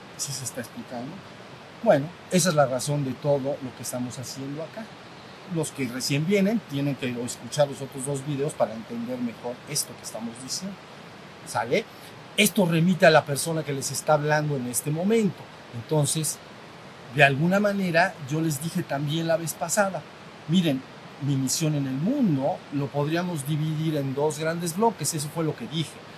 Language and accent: Spanish; Mexico; México, somos mexicanos, la mayoría aquí lo somos, mexicano